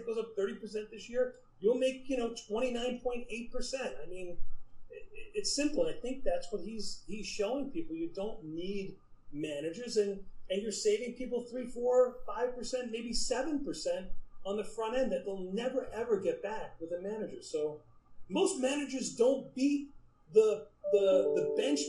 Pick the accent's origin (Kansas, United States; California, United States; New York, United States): New York, United States; New York City; my hometown pizza of L&B Spumoni Gardens